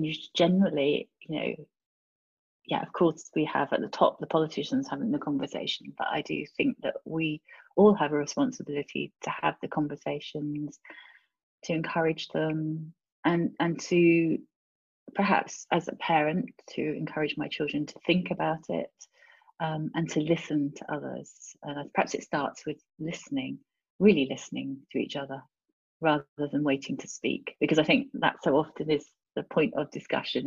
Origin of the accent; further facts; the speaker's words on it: United Kingdom; moved away as an adult; also born or lived in France / Europe; I do see myself as British European